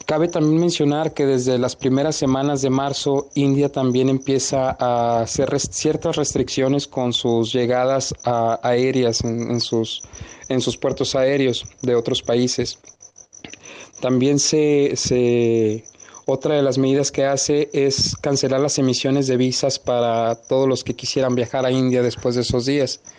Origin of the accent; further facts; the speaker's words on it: Mexico; me entero en ese entonces cuando yo ingreso que somos aproximadamente 30 mexicanos varados.